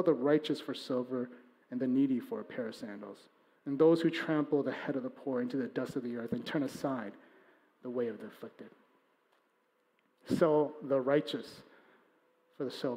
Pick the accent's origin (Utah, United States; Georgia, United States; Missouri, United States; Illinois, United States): Illinois, United States; Chicago; he and I, we're from Chicago